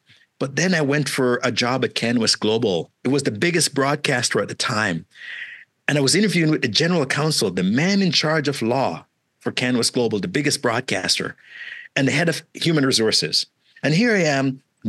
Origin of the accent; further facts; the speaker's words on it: Malvern, Ontario, Canada; I didn't even know what Bay Street was because I grew up in Malvern. Malvern is where I spent that. I came at 16 until this point.